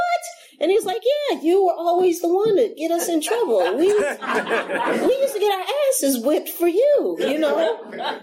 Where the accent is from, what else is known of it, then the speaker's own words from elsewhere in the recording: San Francisco, California, United States; I grew up in San Francisco.